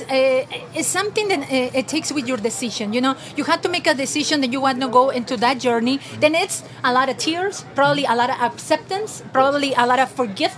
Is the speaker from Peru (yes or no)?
yes; Peru; moved away as an adult; now in United States; I'm originally from Peru